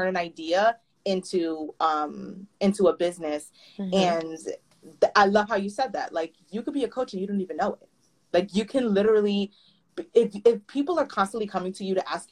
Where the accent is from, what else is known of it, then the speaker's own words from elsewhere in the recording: New York City, New York, United States; I'm from the Bronx, you know that I work in New York